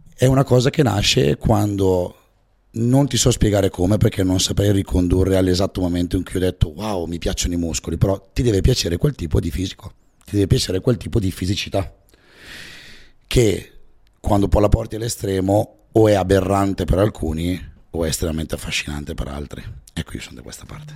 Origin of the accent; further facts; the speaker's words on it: Val Camonica, Lombardy, Italy; io sono della Valle Camonica